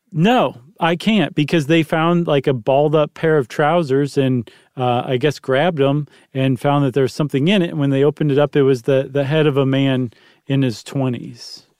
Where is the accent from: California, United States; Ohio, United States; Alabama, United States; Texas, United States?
Ohio, United States; Toledo; I'm from Toledo.